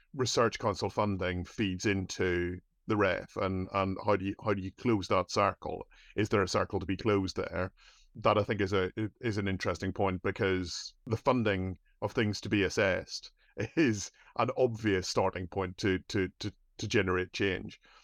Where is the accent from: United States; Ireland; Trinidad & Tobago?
Ireland; As an Irish person